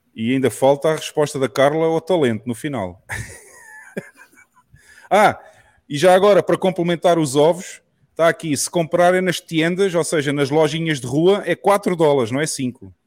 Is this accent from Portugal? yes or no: yes; Portugal; moved away as an adult; now in El Salvador; eu sou português, eu vivia em Portugal até há um ano atrás e eu saí de Portugal